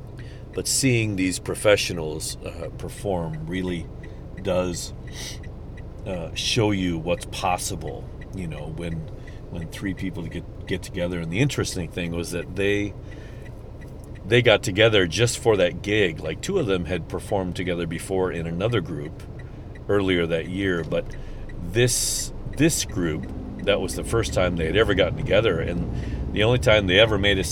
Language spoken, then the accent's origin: English; St. Charles, Missouri, United States; I'm from the St. Louis area. I'm from St. Charles, which is just across the river from St. Louis County